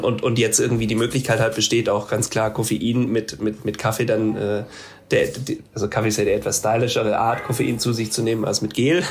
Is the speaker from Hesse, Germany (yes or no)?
no; Ravensburg, Baden-Württemberg, Germany; now in Berlin, Germany; ich bin in Ravensburg aufgewachsen, da bin ich jetzt gerade